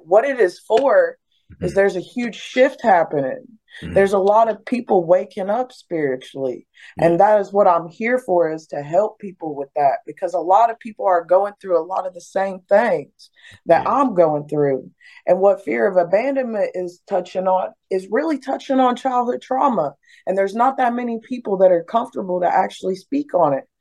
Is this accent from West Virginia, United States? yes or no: yes; Beckley, West Virginia, United States; moved away; I was born and raised in West Virginia, Beckley, West Virginia.